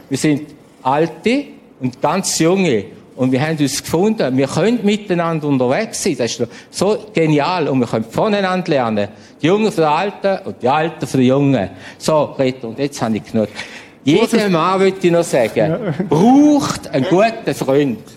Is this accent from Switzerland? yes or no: yes; St. Gallen, Switzerland; Ich weiß, ich bin auch Schweizer, St. Galler, Gastenländler, Landwirtschaft, eng, eng.